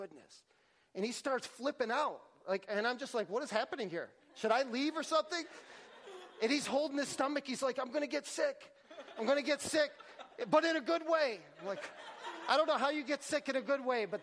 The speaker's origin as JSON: {"language": "English", "town": "Syracuse", "region": "New York", "country": "United States", "said": "I'm from Syracuse, New York"}